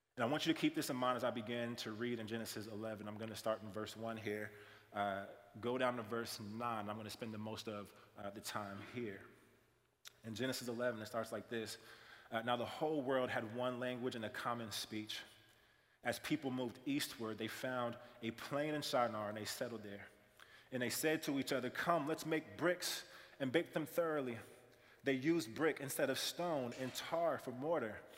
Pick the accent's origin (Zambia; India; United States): United States; Kansas City; moved away; also born or lived in Iowa; I'm from Kansas City primarily. Kansas City, played basketball my whole entire life